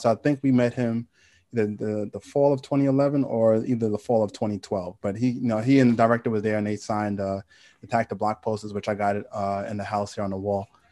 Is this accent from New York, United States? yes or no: yes; New York City, New York, United States; I'm from Queens